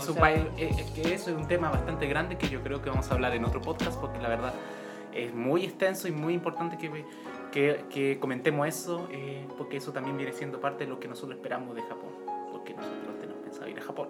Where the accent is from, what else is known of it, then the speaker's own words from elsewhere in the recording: Chile; en mi país, en mi país natal, aquí, Chile